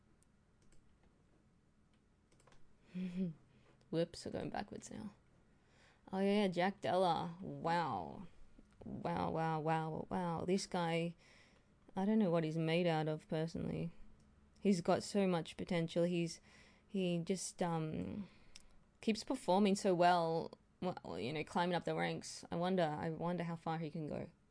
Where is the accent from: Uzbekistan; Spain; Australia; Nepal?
Australia; I'm an Aussie girl